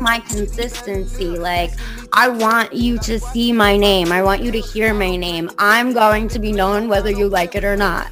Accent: Long Island, New York, United States; I'm from Long Island, but like I don't belong on Long Island

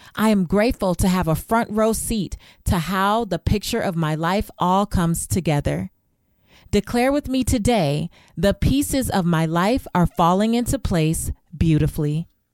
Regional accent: Los Angeles, California, United States; I remember growing up in South Central Los Angeles in not the best neighborhood.

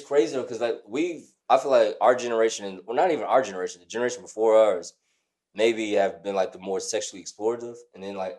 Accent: Alabama, United States; now in Atlanta, United States; Growing up in Alabama

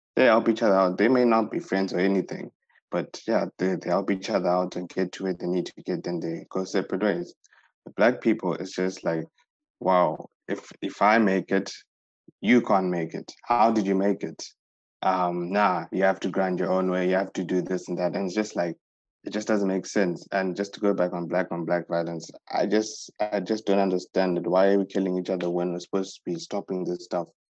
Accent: Zimbabwe; We come from Zimbabwe

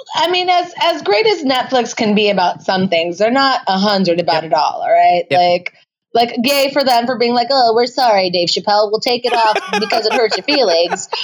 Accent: San Francisco, California, United States; moved away as an adult; now in Chicago, United States; I was born and raised here in San Francisco

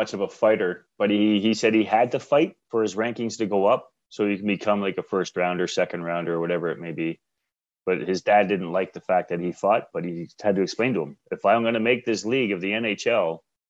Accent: Canada; growing up in Canada, I mean, there's a difference between our Canadian winter to a Boston winter or whatever else

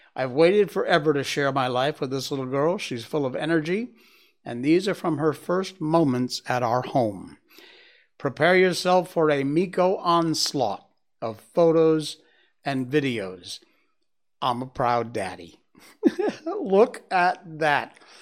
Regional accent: Connecticut, United States; my home state of Connecticut.

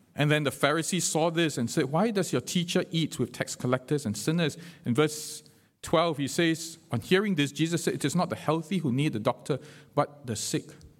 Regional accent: Singapore; being Singaporean

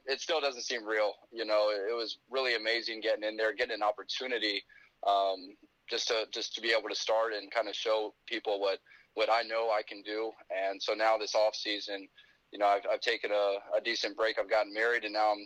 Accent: Decatur, Georgia, United States; I'm from Decatur, Georgia. Grew up a Georgia Tech basketball fan

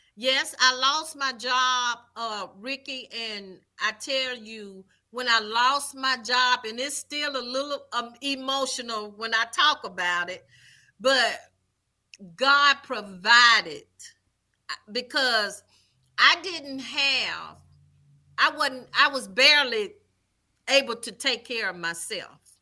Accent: Vicksburg, Mississippi, United States; also born or lived in Jackson, Mississippi; I am originally from Vicksburg, Mississippi, born and raised.

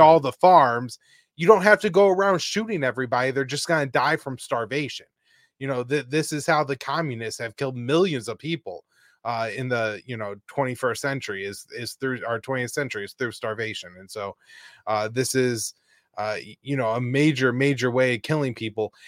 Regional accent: United States; as an American

